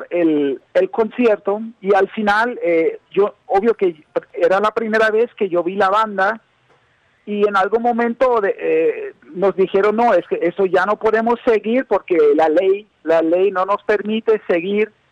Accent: United States; yo como eh, como un gringo, ¿no? Como se me puede ver.

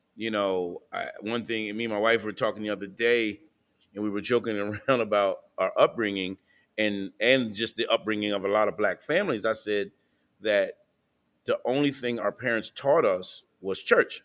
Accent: New Castle, Delaware, United States; moved away; also born or lived in Wilmington, Delaware / Philadelphia, Pennsylvania; We grew up in Newcastle, Delaware

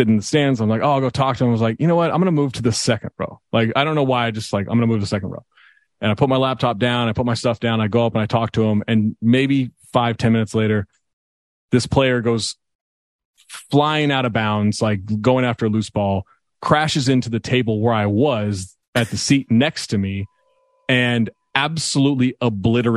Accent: Sacramento, California, United States; moved away; also born or lived in Minneapolis

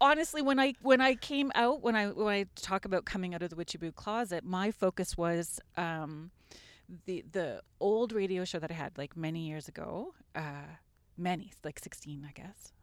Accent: Sault Ste. Marie, Ontario, Canada; moved away as an adult; now in Guelph, Canada; I grew up outside of Sault Ste. Marie

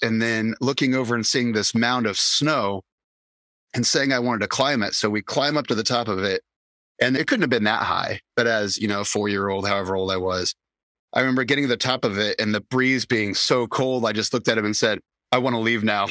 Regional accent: Indianapolis, Indiana, United States; moved away; growing up in Indianapolis

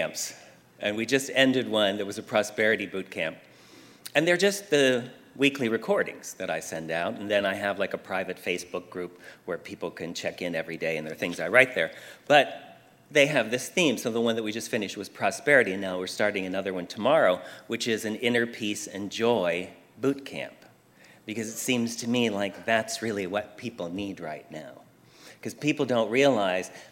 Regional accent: Pennsylvania, United States; now in Southern California, United States; all the years I grew up in Pennsylvania

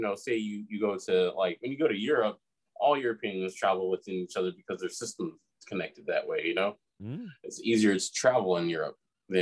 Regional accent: United States

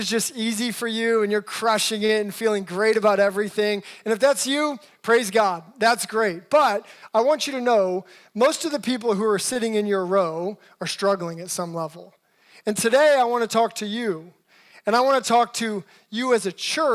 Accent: Alaska, United States; also born or lived in Seattle, United States; now in Los Angeles, United States; I'm actually originally from Alaska and then lived a good portion of my life in Seattle. Been in Los Angeles for a little over 10 years now.

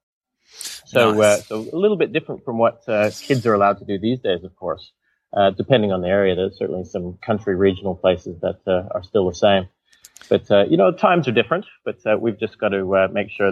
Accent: Whistler, British Columbia, Canada; my hometown, in Canada, Whistler, a lot of people would know Whistler from the skiing

